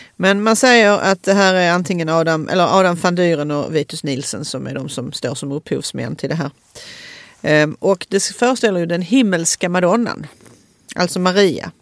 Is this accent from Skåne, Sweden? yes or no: yes; Malmö, Skåne, Sweden; Söderkulla där jag kommer från